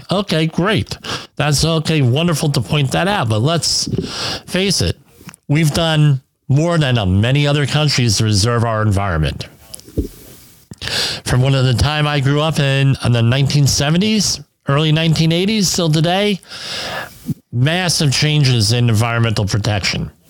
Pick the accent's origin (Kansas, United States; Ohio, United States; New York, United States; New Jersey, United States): New Jersey, United States; Woodbridge; where I grew up on the Arthur Kill River, uh, we had huge amounts of uh, garbage from Fresh Kills landfill. I mean, largest land, one of the largest landfills in the country, washing up on Woodbridge's uh, beaches, Woodbridge, New Jersey's beaches.